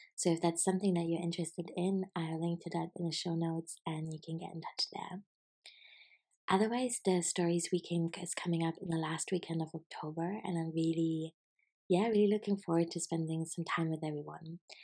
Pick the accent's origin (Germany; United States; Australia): Germany; I'm from Germany